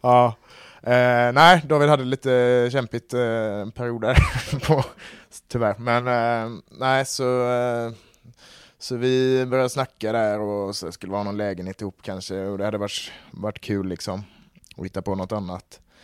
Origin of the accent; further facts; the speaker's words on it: Gothenburg, Västra Götaland, Sweden; jag är ju från eh, Kolltorp så det har alltid varit i familjen med